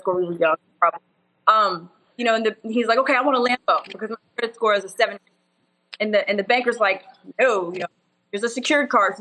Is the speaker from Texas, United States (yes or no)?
yes; Wichita Falls, Texas, United States; moved away as an adult; now in Dallas, United States; I'm from a super country, like cows and horses and Wichita Falls